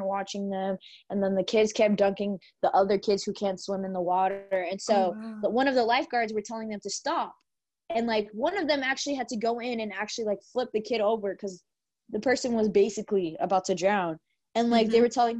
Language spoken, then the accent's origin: English; Texas, United States; we're from Texas